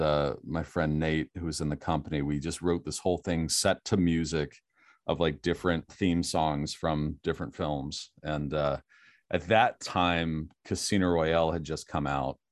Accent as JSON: {"language": "English", "area": "Steelers country", "region": "Pennsylvania", "country": "United States", "tie": "born or raised there", "moved": "yes", "said": "I grew up in Steelers country"}